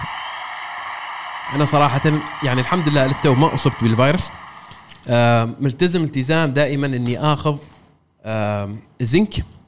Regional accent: Oman; انا شخص عماني اشتغل في رياده الاعمال

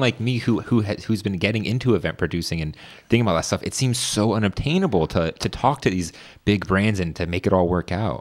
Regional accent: Northern Virginia, United States; I grew up in Northern Virginia

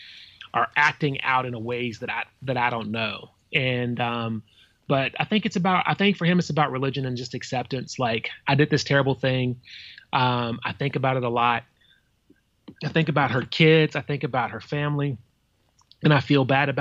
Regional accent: the South, United States; I'm from the South

